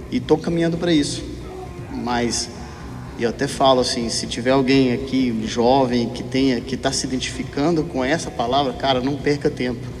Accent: Minas Gerais, Brazil; moved away as an adult; also born or lived in São Paulo; Eu sou de Minas, eu sou mineiro. Eu me mudei para o interior de São Paulo para montar uma firma e achei que eu ia ficar muito rico.

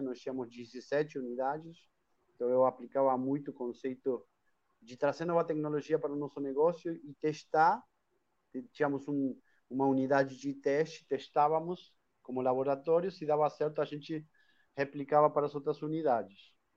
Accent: Argentina; accent: Argentine; Portuguese is a second language; moved away as an adult; now in Brazil; esse sotaquezinho aí que não sai, é, porque eu sou argentino, moro aqui no Brasil há 21 anos

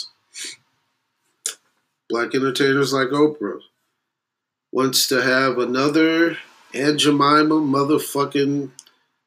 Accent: St. Louis, Missouri, United States; moved away as an adult; now in Spokane, United States; Born and raised in St. Louis, Missouri. Been here in Spokane, Washington for 6 years

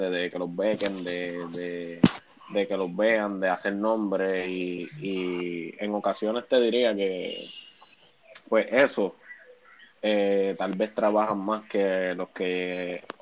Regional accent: Bayamón, Puerto Rico; Yo tengo 26 años, soy de Bayamón, Puerto Rico, ¿verdad?

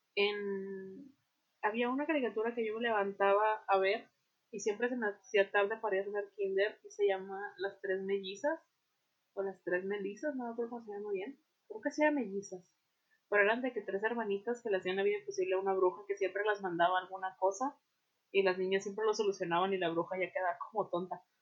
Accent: Veracruz, Mexico; now in Monterrey, Mexico; yo soy de Veracruz

